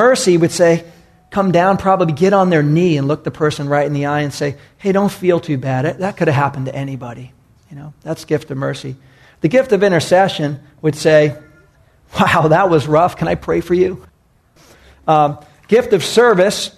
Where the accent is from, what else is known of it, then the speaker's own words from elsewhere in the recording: New York, United States; moved away; I was raised back in New York